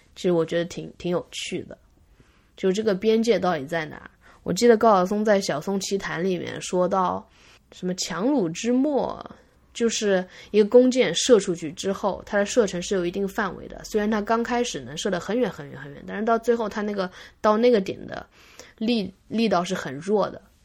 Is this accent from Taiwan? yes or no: no; China; 作为一个中国人，我掌握英文和中文